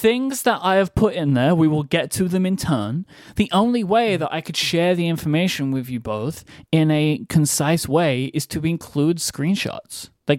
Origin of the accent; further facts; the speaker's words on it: United Kingdom; it is me, the British guy.